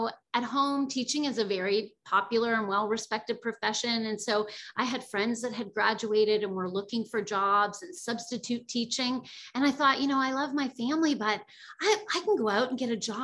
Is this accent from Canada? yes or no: yes; Bridgewater, Nova Scotia, Canada; moved away as an adult; also born or lived in United States; I am originally from Nova Scotia, Canada, from a small town called Bridgewater on the south shore of Nova Scotia, and my family is all still there